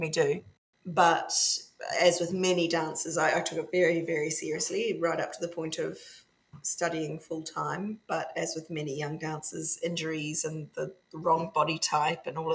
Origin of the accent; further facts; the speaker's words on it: Dunedin, Otago, New Zealand; now in Scotland, United Kingdom; I grew up in the other big Scottish diaspora, other than Nova Scotia, Dunedin, in the bottom of New Zealand